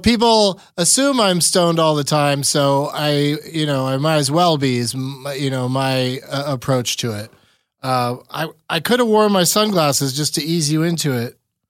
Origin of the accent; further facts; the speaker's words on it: San Diego, California, United States; also born or lived in Los Angeles; I'm going to move to Los Angeles. I grew up in San Diego.